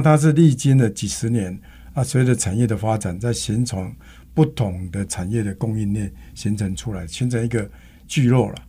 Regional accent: Taiwan; 我们台湾人讲一句说

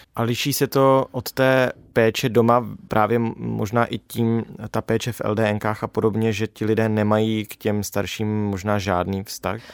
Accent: Czechia; jako Češi

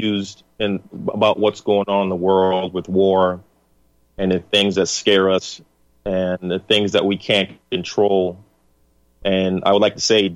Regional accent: United States; I'm an American, your brother, your neighbor, a father, a patriot

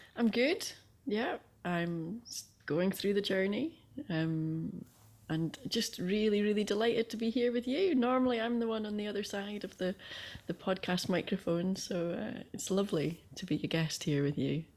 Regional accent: Aberdeen, Scotland, United Kingdom; I grew up in Northeast Scotland in Aberdeen

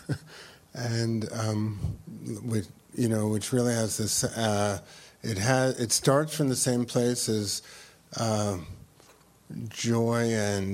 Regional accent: New York City, New York, United States; I grew up on the Lower East Side

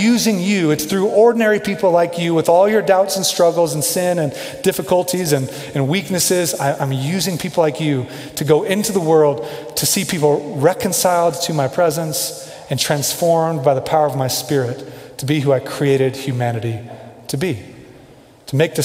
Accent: Kansas City, United States; moved away as an adult; now in Denver, United States; I grew up in Kansas City

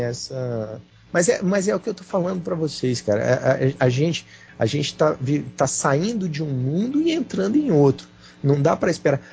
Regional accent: Fortaleza, Ceará, Brazil; now in Brasília, Brazil; eu sou nordestino, né? Eu nasci em Fortaleza, nasci no Ceará.

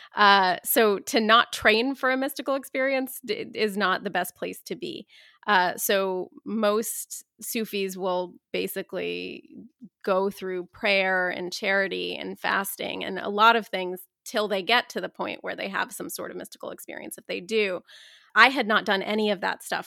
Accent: Dayton, Ohio, United States; I grew up in Dayton, Ohio, as an Iranian American Muslim

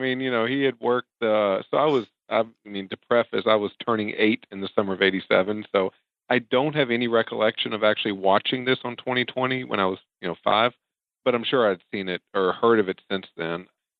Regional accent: Gulfport, Mississippi, United States; where I grew up in Gulfport, Mississippi, is right next to Biloxi

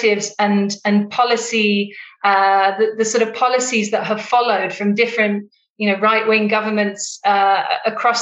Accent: United Kingdom; now in Johannesburg, South Africa; I live in Johannesburg in South Africa, and although I'm British

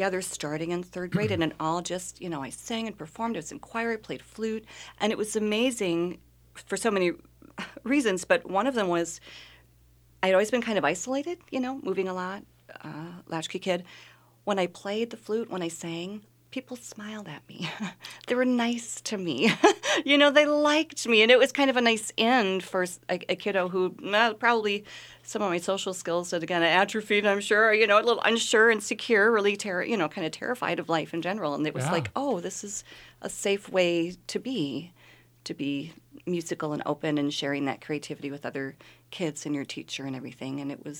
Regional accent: Milwaukee, Wisconsin, United States; born there; I was born in Milwaukee, Wisconsin. Moved around a lot as my mother quickly became a single mother

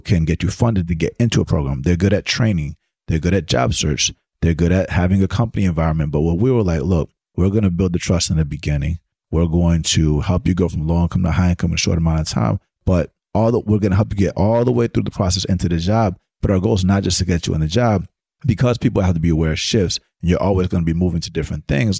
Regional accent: Atlanta, Georgia, United States; growing up in Atlanta as a studio musician

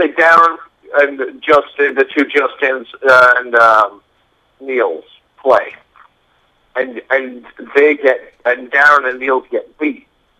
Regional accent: Bradford, Yorkshire and the Humber, United Kingdom; now in United States; You know, my home and family are all America, but you know, I'm from Bradford, so

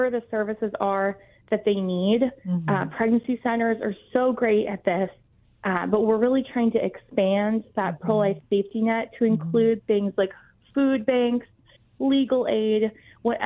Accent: Florida, United States; here in my home state of Florida

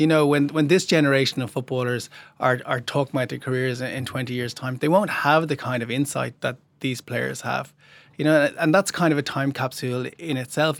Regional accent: Ireland; proud to be Irish

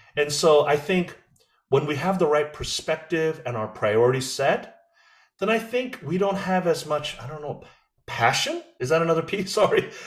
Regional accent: United States; I'm American, but I'm not American. I'm like this hyphenated, I'm a Korean hyphen American

